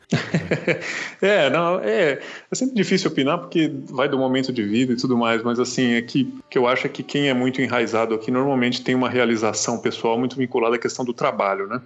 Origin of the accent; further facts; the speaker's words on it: Santos, São Paulo, Brazil; moved away as an adult; also born or lived in Brasília / Chile; now in São Paulo, Brazil; Eu sou de Santos, fiz faculdade lá porque não passei na Federal de Curitiba